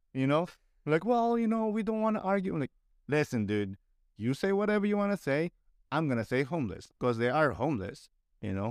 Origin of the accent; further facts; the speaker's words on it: Philippines; moved away as an adult; now in Canada; growing up in the Philippines